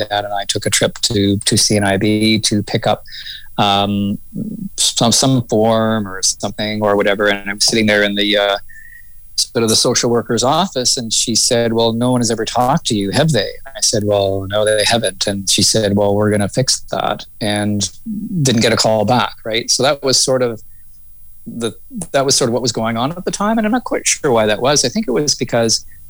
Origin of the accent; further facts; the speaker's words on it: Toronto, Ontario, Canada; also born or lived in Mississauga, Ontario / Ottawa / Vancouver; now in Hope, Canada; I was born in Mississauga, Streetsville, Mississauga, and then kind of moved to into Toronto when I was about 8 years old or so